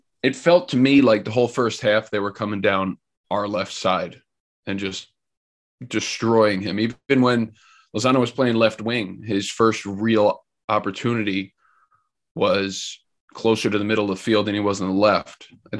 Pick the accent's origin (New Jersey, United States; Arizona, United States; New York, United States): New Jersey, United States; I'm from New Jersey.